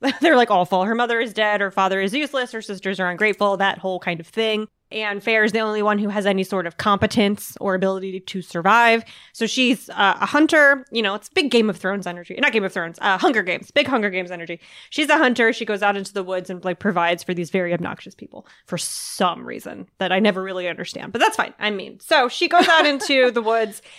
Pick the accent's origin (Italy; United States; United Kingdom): United States; the South; I am from the South.